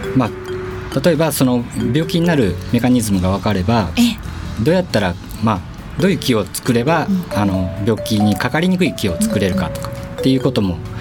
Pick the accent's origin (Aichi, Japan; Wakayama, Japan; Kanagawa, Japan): Wakayama, Japan; moved away as an adult; now in Tokyo, Japan; 和歌山県出身で、えー、小さい頃はずっとあの和歌山で育って暮らしてました